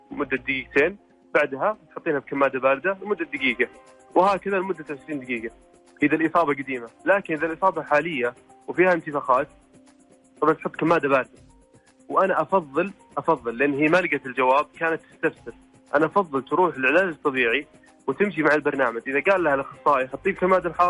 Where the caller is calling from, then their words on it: Riyadh, Riyadh Province, Saudi Arabia; من الرياض